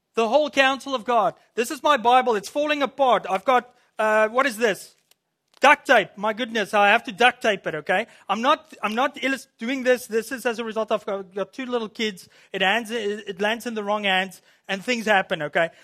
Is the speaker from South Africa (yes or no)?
yes; South Africa; moved away as an adult; also born or lived in Williams Lake, Canada; now in Canada; I'm from South Africa.